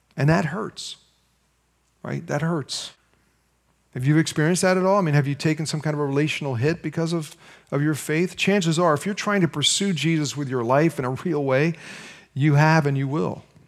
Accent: United States; as American Christians

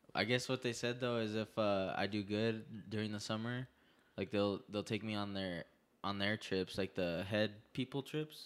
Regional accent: Albuquerque, New Mexico, United States; I'm from Albuquerque

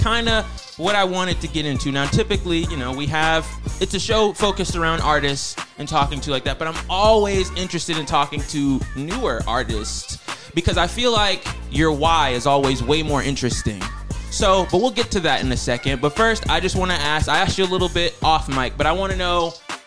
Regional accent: Atlanta, Georgia, United States; I'm not a Grady baby, but true Atlanta native.

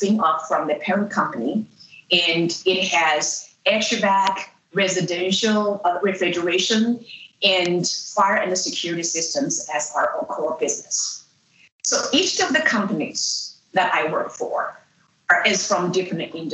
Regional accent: China; moved away as an adult; also born or lived in Illinois, United States; now in United States; I grew up in China and came to the United States after I finished my undergraduate and first graduate degree in philosophy

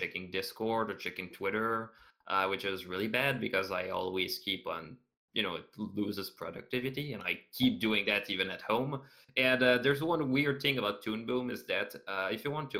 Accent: Canada; I'm Canadian

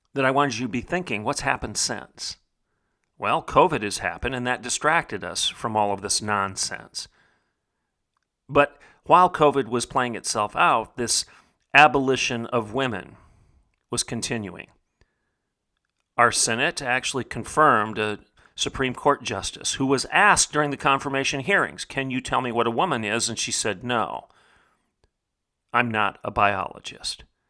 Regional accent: Bartlesville, Oklahoma, United States; my hometown, in the heartland of America, the reddest of red states, in Oklahoma

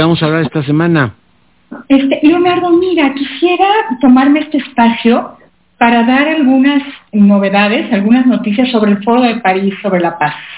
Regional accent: Mexico; como mexicana orgullosa

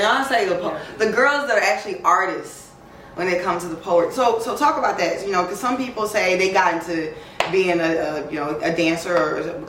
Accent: Atlanta, Georgia, United States; being from Atlanta, I'm sure there is a difference growing up in Baton Rouge.

